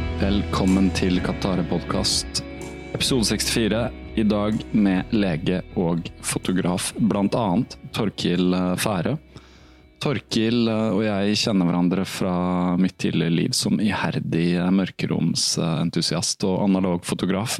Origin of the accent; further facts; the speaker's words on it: Halden, Østfold, Norway; also born or lived in Rykkinn, Bærum; jeg er egentlig fra Fredrikshals